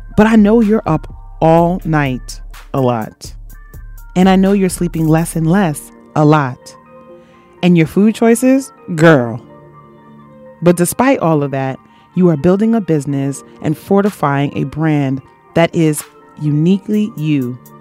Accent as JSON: {"language": "English", "country": "Jamaica", "said": "I am Jamaican"}